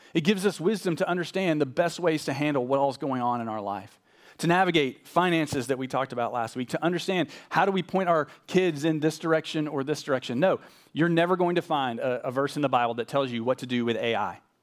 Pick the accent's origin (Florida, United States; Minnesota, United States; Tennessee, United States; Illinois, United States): Tennessee, United States; Nashville; moved away as an adult; also born or lived in Arkansas / Austin, Texas / Louisville, Kentucky / West Texas; I grew up in Nashville